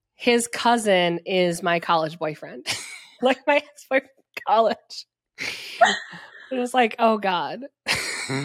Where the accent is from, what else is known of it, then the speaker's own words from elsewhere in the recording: Wisconsin, United States; accent: Wisconsin; also born or lived in New York City; my Wisconsin accent slips in so strong